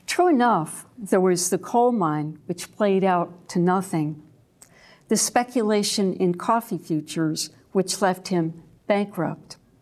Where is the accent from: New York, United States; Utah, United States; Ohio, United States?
New York, United States; now in Deep East Texas, United States; the dogwoods I grew up among in New York